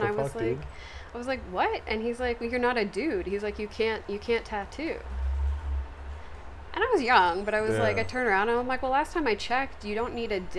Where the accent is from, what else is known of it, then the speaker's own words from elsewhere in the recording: England, United Kingdom; born there; moved away; And I was born in England